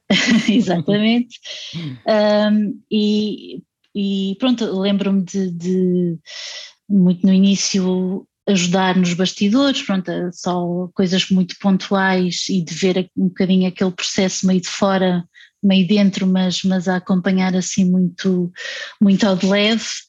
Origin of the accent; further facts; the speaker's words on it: Setúbal, Portugal; em Setúbal eu, eu ia muitas vezes ao teatro